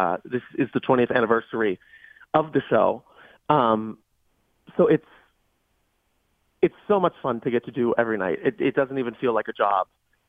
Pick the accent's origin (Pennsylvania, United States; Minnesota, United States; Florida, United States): Pennsylvania, United States; Baldwin; moved away as an adult; I grew up in Baldwin, so I'm a South Hills boy.